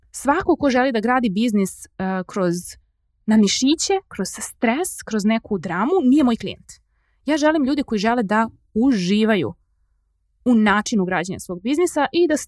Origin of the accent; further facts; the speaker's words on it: Serbia; kod nas u Srbiji